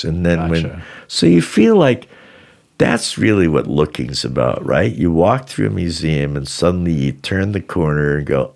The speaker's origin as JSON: {"language": "English", "town": "Boston", "region": "Massachusetts", "country": "United States", "tie": "born or raised there", "said": "I grew up in Boston, across the street from across the Boston Common. I grew up on Charles Street in Boston Common"}